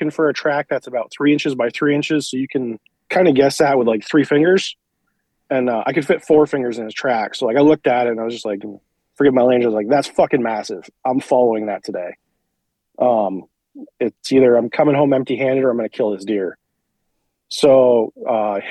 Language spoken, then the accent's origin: English; central Vermont, United States; I'm from Vermont, originally central Vermont. I live in north central Vermont now